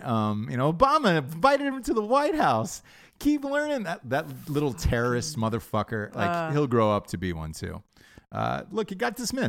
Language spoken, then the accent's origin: English; Atlanta, Georgia, United States; I'm not gay. I'm just from Atlanta.